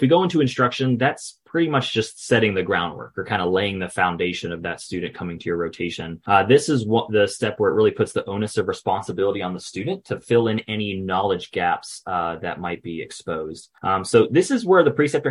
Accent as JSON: {"language": "English", "town": "Gainesville", "region": "Florida", "country": "United States", "said": "I'm from Gainesville, Florida."}